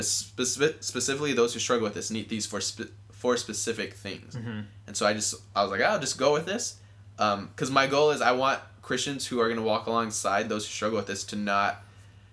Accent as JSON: {"language": "English", "region": "Southern California", "country": "United States", "tie": "born or raised there", "said": "I grew up here in Southern California"}